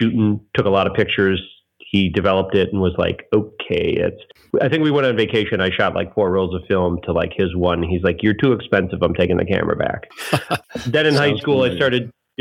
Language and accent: English; Joliet, Illinois, United States; moved away as an adult; now in Chicago, United States; for my hometown paper that I grew up at, you know, where I grew up at, which was Joliet, Illinois